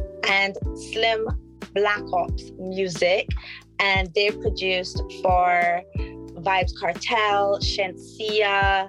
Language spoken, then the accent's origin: English; Georgetown, Demerara-Mahaica, Guyana; And I say it from where I come from. So from Georgetown, my mama is from Dog City. And I was raised in Dog City, which a lot of people don't know.